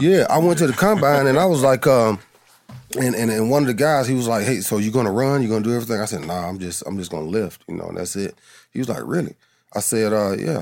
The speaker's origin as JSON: {"language": "English", "town": "Adamsville", "country": "United States", "said": "I'm from Adamsville"}